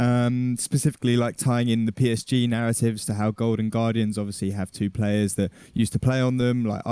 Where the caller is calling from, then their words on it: London, United Kingdom; London, England, next to an M&S.